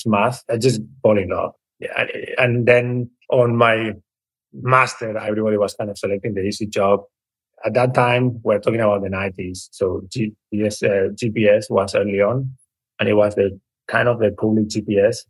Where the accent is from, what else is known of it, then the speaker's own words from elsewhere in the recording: Barcelona, Catalonia, Spain; now in California, United States; I was privileged to have the opportunity to grow up in Barcelona